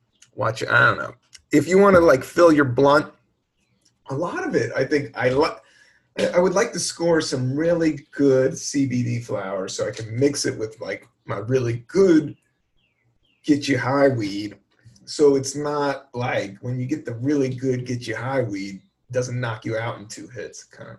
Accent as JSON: {"language": "English", "region": "Florida", "country": "United States", "said": "I'm from Florida."}